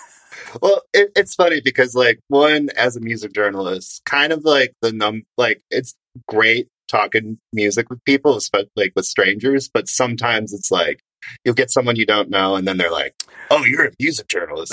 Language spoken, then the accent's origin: English; Grand Rapids, Michigan, United States; now in Chicago, United States; mustard plug is from my hometown